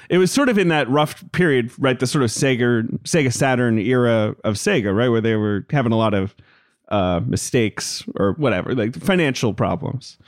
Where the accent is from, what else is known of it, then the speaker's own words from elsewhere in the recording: London, United Kingdom; I grew up in London